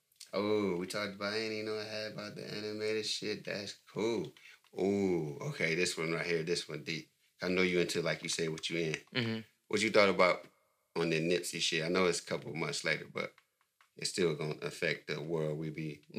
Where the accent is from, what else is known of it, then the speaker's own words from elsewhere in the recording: Saginaw, Michigan, United States; Sag Nasty, that's where I'm from.